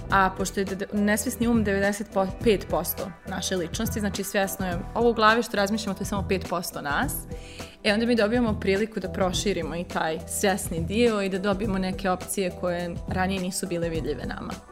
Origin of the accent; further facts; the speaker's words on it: Bosnia & Herzegovina; accent: Bosnian; also born or lived in Belgrade, Serbia; now in Vienna, Austria; ja sam 2018. živjela sam tad u Beogradu a inače ja ako čujete naglasak iz, Bos, iz Bosne sam.